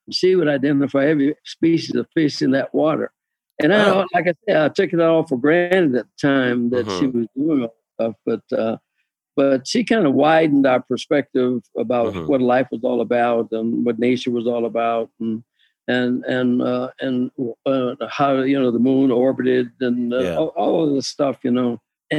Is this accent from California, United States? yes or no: no; Kansas City, Kansas, United States; And we lived on a farm, us on the outside of town.